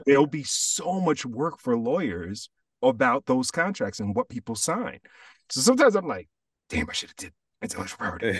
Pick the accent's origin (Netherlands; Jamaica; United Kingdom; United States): Jamaica; being Jamaican, and I also have Cuban in my family